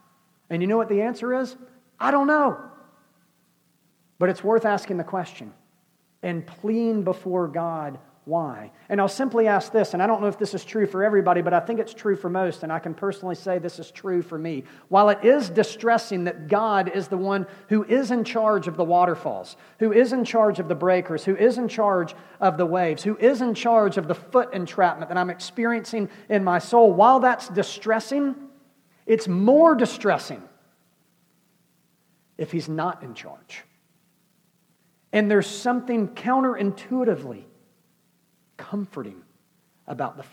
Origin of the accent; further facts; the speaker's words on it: United States; we're American, because we live in the Western world